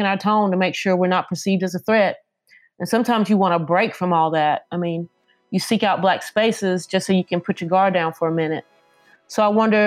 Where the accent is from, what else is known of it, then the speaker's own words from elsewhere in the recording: near Mount Olive, Eastern North Carolina, United States; moved away as an adult; now in Durham, United States; I'm from Eastern North Carolina, a tiny town called Botankus, which is really outside of Mount Olive